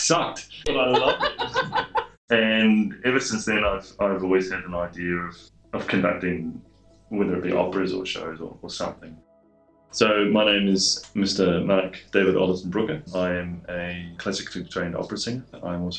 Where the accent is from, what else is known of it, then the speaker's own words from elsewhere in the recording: Waipukurau, Hawke's Bay, New Zealand; Well, I was born in North Island in Waipakarau, or Waipukarau, as they say, and lived all over the North Island.